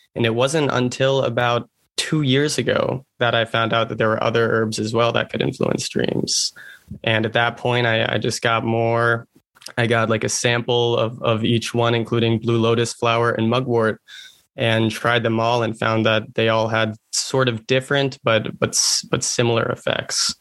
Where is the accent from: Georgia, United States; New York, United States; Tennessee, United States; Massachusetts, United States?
Massachusetts, United States; I'm from Massachusetts.